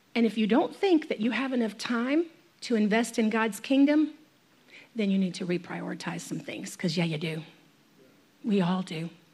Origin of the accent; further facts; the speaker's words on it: United States; I'm an American or I live in this free nation